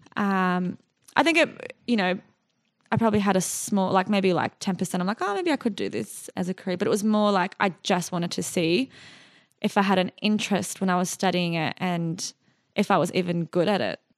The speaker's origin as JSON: {"language": "English", "town": "Sydney", "region": "New South Wales", "country": "Australia", "tie": "born or raised there", "also_born_or_lived": "Iraq / Jordan"}